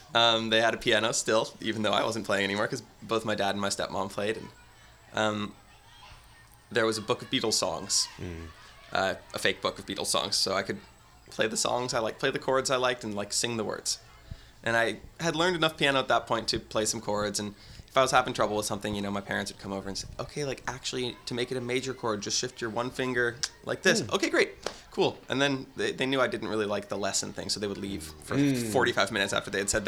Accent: San Francisco, California, United States; born there; I was born at San Francisco General.

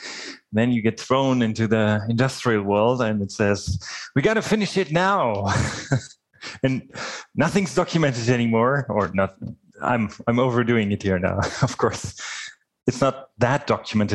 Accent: Germany; moved away as an adult; also born or lived in Dresden, Germany; now in Winkler, Canada; I was born in Germany, and I studied mechatronics in Dresden in Germany

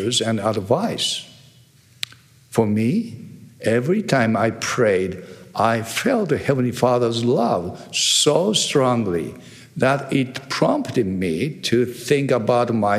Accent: Tokyo, Japan; first language Japanese; English is a second language; I'm originally from Japan. It means I can speak a perfect Japanese

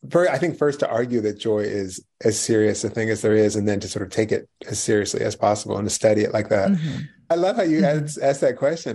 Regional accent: right outside of Philadelphia, Pennsylvania, United States; moved away; I read in Philly and I grew up right outside of Philly

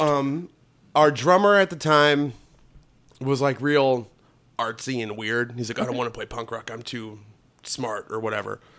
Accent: Northwest Indiana, United States; I grew up in Northwest Indiana

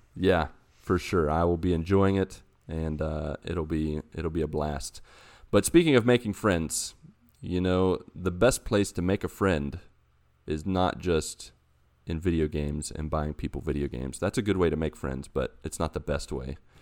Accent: Grafton, West Virginia, United States; moved away; my hometown in this game and walk around West Virginia

